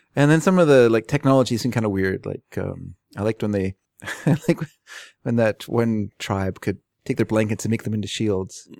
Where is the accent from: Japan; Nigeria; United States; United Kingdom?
United States; also born or lived in Fraser Valley, British Columbia, Canada; now in Canada; I'm an American